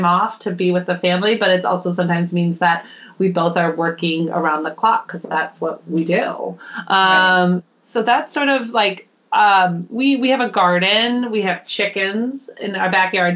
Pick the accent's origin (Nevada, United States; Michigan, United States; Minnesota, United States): Minnesota, United States; now in Oakland, United States; I'm from Minnesota originally